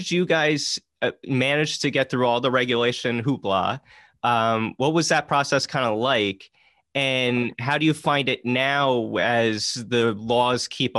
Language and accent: English; New Jersey, United States; I grew up in Jersey